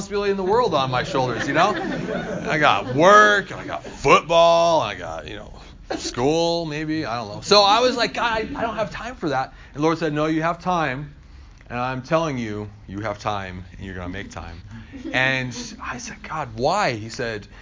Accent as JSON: {"language": "English", "town": "Hermiston", "region": "Oregon", "country": "United States", "said": "I'm from Eastern Oregon, a little town called Hermiston"}